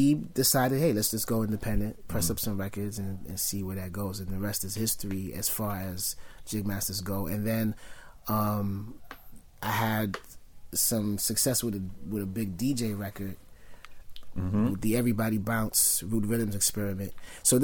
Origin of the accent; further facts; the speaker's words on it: New York City, New York, United States; born and raised in Brooklyn.